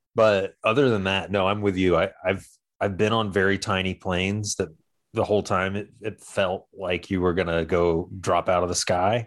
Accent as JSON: {"language": "English", "region": "Georgia", "country": "United States", "said": "I'm from Georgia"}